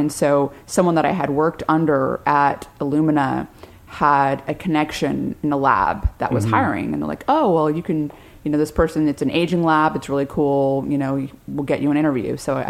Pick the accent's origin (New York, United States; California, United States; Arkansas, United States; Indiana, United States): California, United States; San Diego; I'm from San Diego.